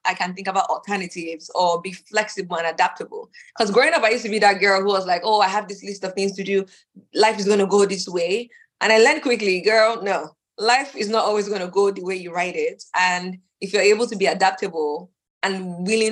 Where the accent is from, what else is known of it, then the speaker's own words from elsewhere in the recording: Nigeria; moved away; also born or lived in Dallas, Texas; my whole family is, we're Nigerian